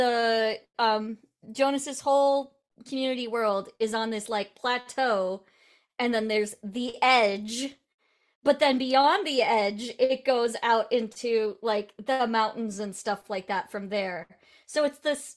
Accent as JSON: {"language": "English", "region": "Iowa", "country": "United States", "tie": "born or raised there", "said": "I grew up in Iowa"}